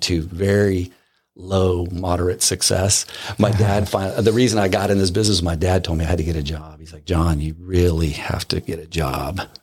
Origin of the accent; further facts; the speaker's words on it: Southern California, United States; moved away; growing up in Southern California